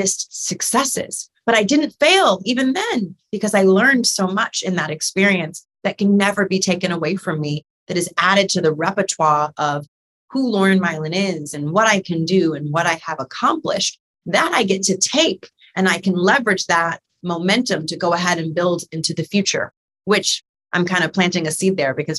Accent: New York City, New York, United States; a little Black girl growing up in New York City

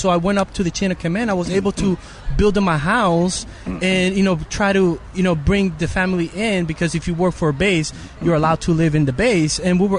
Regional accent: United States; So that made me realize, hey, people are really trying to kill me just because I'm an American.

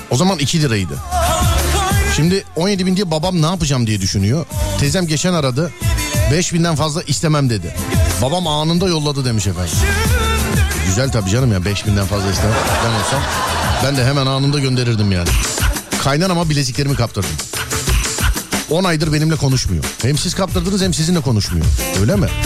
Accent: Ankara, Turkey; Neredensiniz abicim siz? Ankara abi. Ankara'dan.

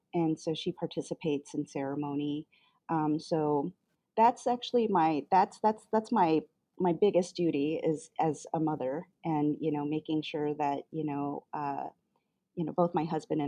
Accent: Chicago, Illinois, United States; also born or lived in Korea / Jemez Pueblo, New Mexico; I am a Chicagoan. I grew up here in the city of Chicago, so this is my hometown

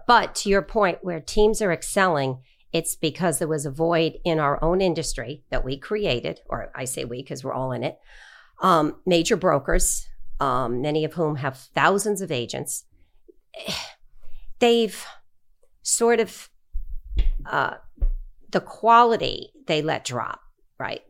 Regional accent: Long Island, New York, United States; I grew up on Long Island

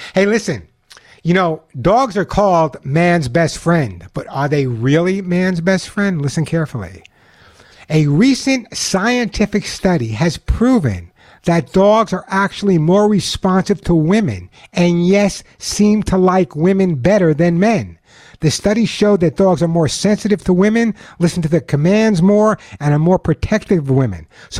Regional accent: Long Island, New York, United States; now in Santa Monica, United States; but I grew up on Long Island, okay? And you never know by my accent.

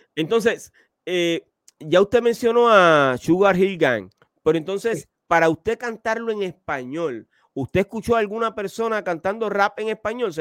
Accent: Puerto Rico; yo soy de Puerto Rico, que es la cuna del reggaetón

